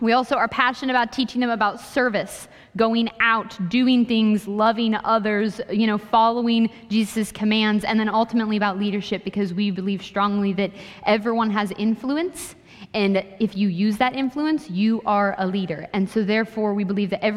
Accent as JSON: {"language": "English", "region": "Ohio", "country": "United States", "also_born_or_lived": "Kansas", "moved": "as an adult", "said": "I went to school in Kansas, so I was like 15 hours away from home because I'm from Ohio"}